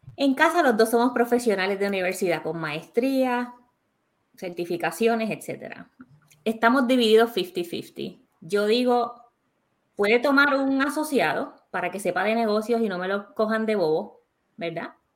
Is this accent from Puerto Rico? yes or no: yes; Puerto Rico; nosotros como puertorriqueños porque los tres que estamos aquí somos de Puerto Rico